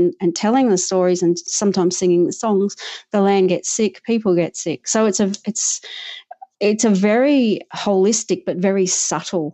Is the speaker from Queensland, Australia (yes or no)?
no; just south of Sydney, New South Wales, Australia; moved away as an adult; now in Northern Territory, Australia; So I'm originally from New South Wales, so I grew up just south of Sydney, and I moved to the Northern Territory in 2000